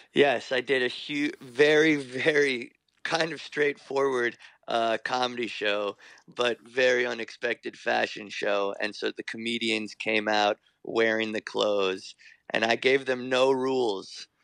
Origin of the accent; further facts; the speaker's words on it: New York, United States; I was born in New York